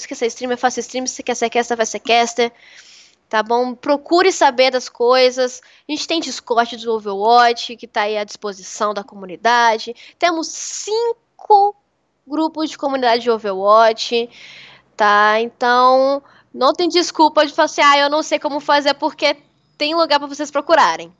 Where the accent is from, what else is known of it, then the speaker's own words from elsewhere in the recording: Espírito Santo, Brazil; also born or lived in Santos; now in São Paulo, Brazil; eu sou capixaba. Eu tô, o Espírito Santo faz muito calor. Muito calor mesmo. Morava perto da praia